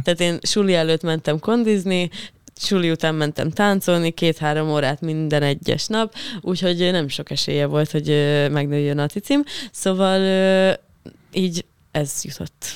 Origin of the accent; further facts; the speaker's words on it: Hungary; accent: provincial (vidékies); én például vidéki vagyok, és, ö, de nagyon vidékiesen tudok beszélni